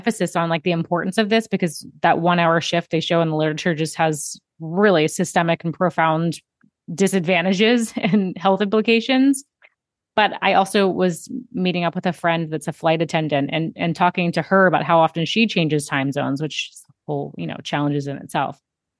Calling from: Alabama, United States; I'm calling in from Alabama. I'm in Central Time, which is just so strange.

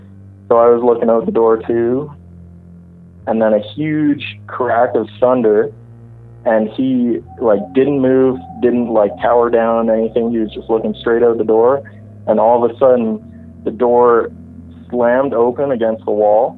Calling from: Alberta, Canada; Calling from Alberta.

